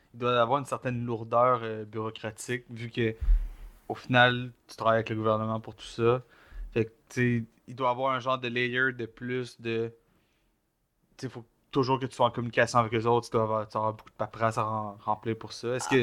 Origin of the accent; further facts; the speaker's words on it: Joliette, Quebec, Canada; je viens de Joliette, un peu plus, tu rural, dans, dans, le pit de fucking Lanaudière